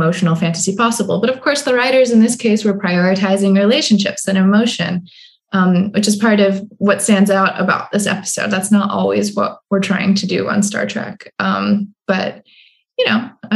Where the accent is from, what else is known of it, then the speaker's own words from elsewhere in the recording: Midwest, United States; moved away as an adult; also born or lived in East Coast; I'm also just from the Midwest, where we actually wait till people stop talking in order to start talking, which especially when I first moved out to the East Coast, really was a challenge.